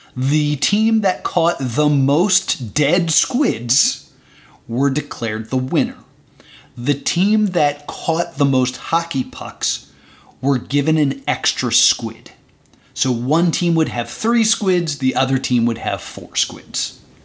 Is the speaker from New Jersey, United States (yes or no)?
yes; New Jersey, United States; I'm from New Jersey